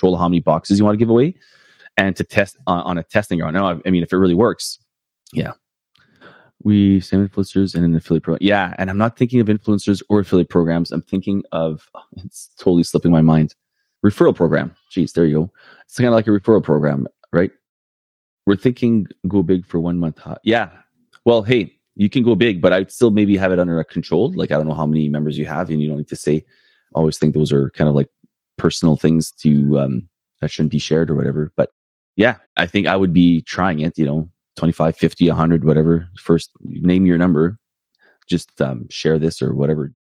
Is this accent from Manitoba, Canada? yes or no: yes; Winnipeg, Manitoba, Canada; now in St. Pierre, Canada; right here in my hometown of Winnipeg